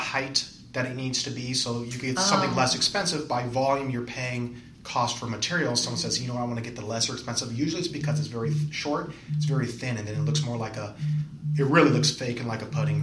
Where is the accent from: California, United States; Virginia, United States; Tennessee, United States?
California, United States; San Fernando Valley; So I'm originally from the San Fernando Valley.